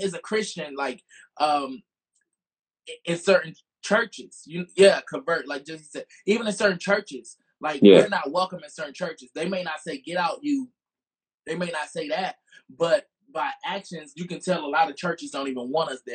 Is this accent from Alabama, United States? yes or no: yes; Montgomery, Alabama, United States; I'm from Montgomery, Alabama